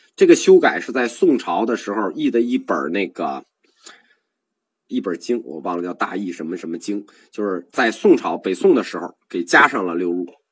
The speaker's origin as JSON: {"language": "Chinese", "country": "China", "said": "我们中国文化传统里本身就有祖先灵魂这个概念"}